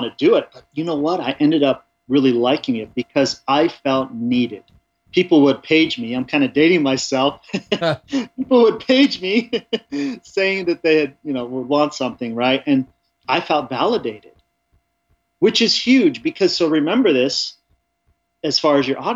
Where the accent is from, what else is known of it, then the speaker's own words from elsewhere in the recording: Orange County and LA, Southern California, United States; moved away as an adult; now in Colorado, United States; I grew up in Southern California in Orange County and LA. We bounced around quite a bit